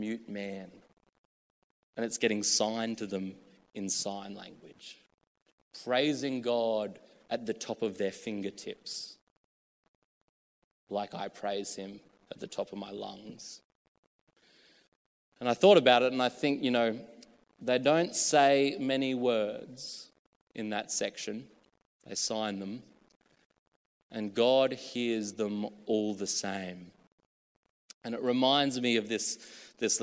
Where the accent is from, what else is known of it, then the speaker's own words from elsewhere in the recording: Australia; moved away; also born or lived in the coast (NSW); I was a kid from a small country town of 5,000 people